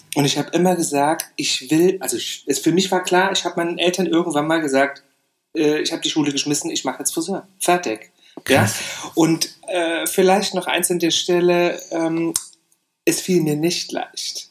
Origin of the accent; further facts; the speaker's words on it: Saarland, Germany; moved away; ich bin im Saarland aufgewachsen.